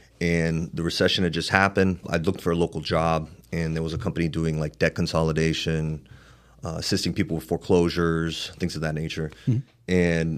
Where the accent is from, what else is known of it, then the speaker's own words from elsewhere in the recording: Miami, Florida, United States; I'm up from Miami, got a little gift to gab.